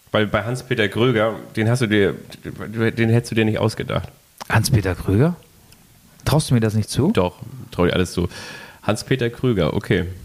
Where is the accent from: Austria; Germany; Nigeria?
Nigeria; Lagos; Ich komme aus Nigeria. Ganz genau wurde ich 1974 in Lagos geboren.